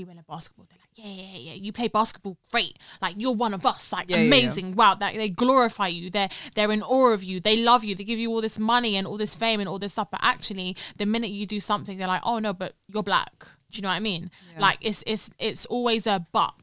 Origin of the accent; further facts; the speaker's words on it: London, United Kingdom; we were born and raised in London